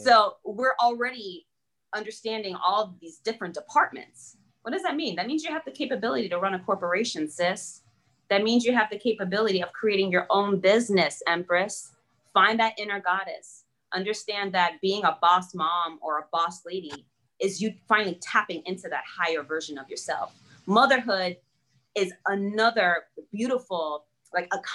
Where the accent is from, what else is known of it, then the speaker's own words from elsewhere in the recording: United States; English is a second language; I wasn't a very confident child growing up in the US. I didn't speak English